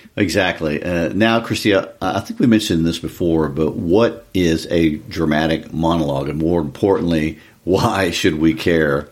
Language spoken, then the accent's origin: English; United States; I'm an American